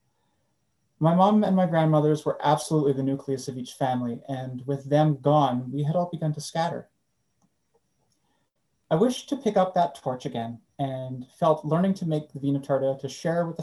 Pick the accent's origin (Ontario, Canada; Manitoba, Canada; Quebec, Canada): Manitoba, Canada; Winnipeg; As a fourth generation Canadian growing up in Winnipeg